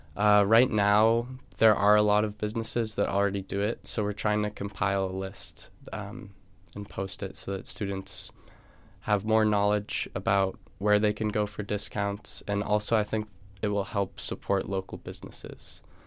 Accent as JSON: {"language": "English", "region": "New Hampshire", "country": "United States", "moved": "as an adult", "lives_now": "Los Angeles, United States", "said": "I'm from New Hampshire, and I went to a high school with six hundred students."}